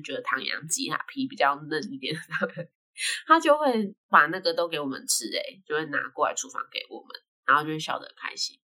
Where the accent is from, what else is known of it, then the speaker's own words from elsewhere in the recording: Taiwan; 他还叫我们是台湾人